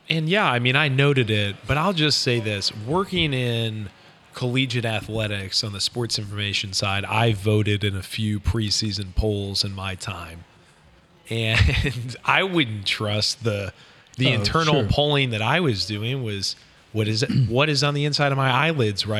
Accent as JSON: {"language": "English", "town": "St. Louis", "region": "Missouri", "country": "United States", "tie": "born or raised there", "said": "Growing up in St. Louis"}